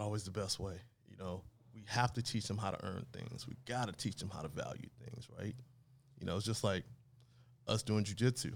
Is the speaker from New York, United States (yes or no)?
no; Los Angeles, California, United States; also born or lived in New Orleans; grew up in Los Angeles area here